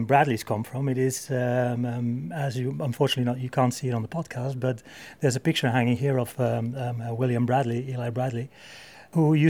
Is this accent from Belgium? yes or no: yes; Belgium; moved away as an adult; now in London, United Kingdom; I am not from Spain, I'm not from England, I'm actually from Belgium.